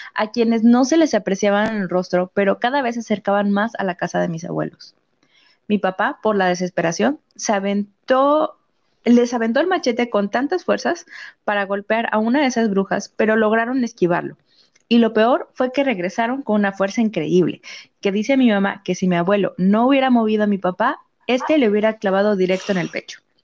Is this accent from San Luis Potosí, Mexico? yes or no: yes; San Luis Potosí, Mexico; de aquí, de donde yo soy, o sea, si soy de San Luis, pero no de la capital